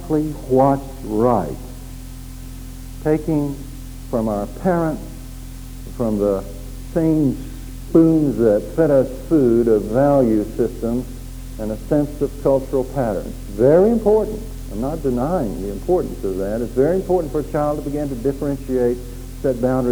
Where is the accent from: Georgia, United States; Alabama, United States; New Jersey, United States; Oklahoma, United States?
Oklahoma, United States; Growing up in Oklahoma in those days